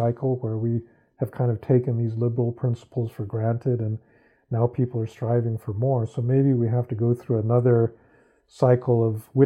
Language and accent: English; United States; an American citizen